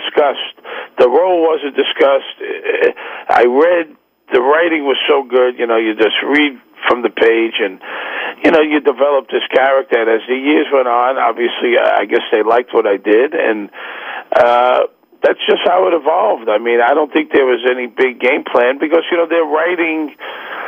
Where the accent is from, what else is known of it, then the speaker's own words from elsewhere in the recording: New York City, New York, United States; also born or lived in Manhattan; I'm from Brooklyn